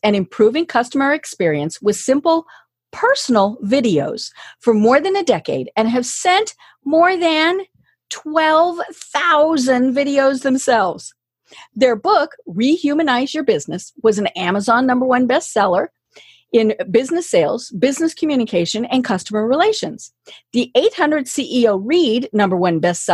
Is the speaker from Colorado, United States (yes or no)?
yes; Colorado, United States